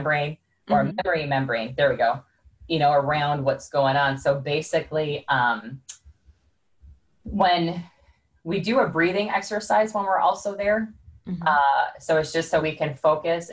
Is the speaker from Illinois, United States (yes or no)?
yes; Chicago, Illinois, United States; I'm from Chicago, so we talk very fast